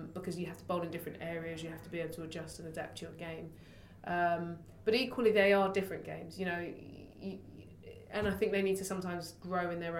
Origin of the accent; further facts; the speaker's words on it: London, United Kingdom; being a Londoner